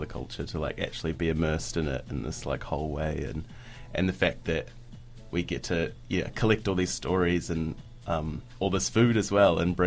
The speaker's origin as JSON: {"language": "English", "country": "New Zealand", "tie": "born or raised there", "said": "my mum's from Sri Lanka, but I grew up here in New Zealand"}